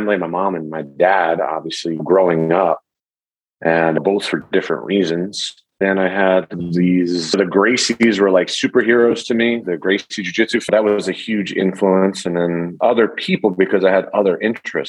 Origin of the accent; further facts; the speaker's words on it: Philadelphia, Pennsylvania, United States; also born or lived in Lawrenceville, New Jersey; I grew up in Philly, right on 2nd and South.